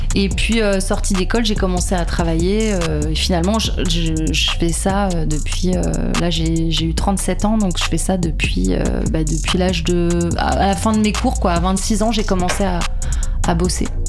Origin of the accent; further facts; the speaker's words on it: St. Barthélemy; je viens de Saint-Barth, j'ai grandi là-bas, sur cette île